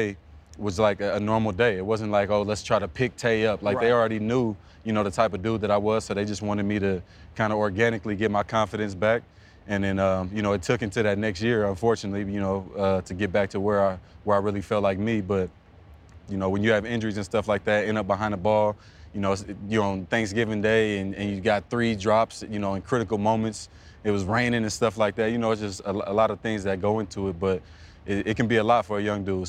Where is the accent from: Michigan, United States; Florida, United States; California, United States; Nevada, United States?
California, United States; East Palo Alto; I'm from the Elephant Graveyard, man. I mean, I'm proud of where I'm from